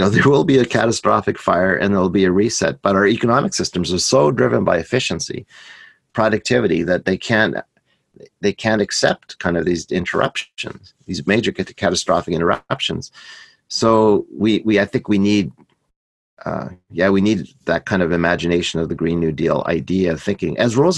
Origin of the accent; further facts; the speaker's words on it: Canada; I'm Canadian